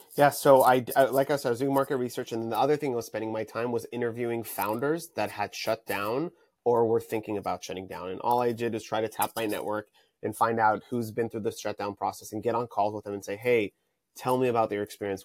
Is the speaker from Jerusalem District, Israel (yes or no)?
no; Tel Aviv, Tel Aviv District, Israel; now in Santa Monica, United States; I'm currently based in Santa Monica, California, but I'm originally from, uh, Tel Aviv, Israel.